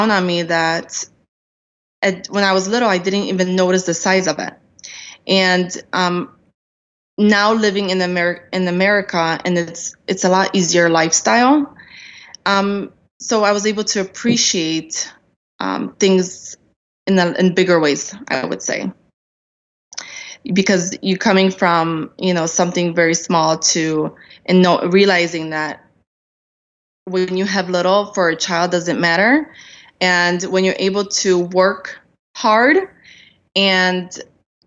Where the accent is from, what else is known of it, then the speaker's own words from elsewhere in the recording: Poland; now in United States; I'm an immigrant. I came here from, I was born in Poland.